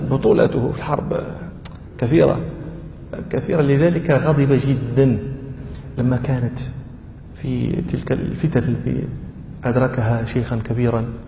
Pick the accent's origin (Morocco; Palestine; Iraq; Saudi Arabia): Morocco; عندنا في المغرب